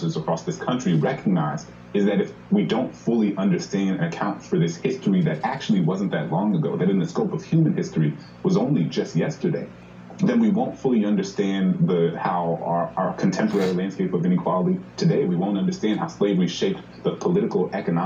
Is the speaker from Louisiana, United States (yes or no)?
yes; New Orleans, Louisiana, United States; my hometown in New Orleans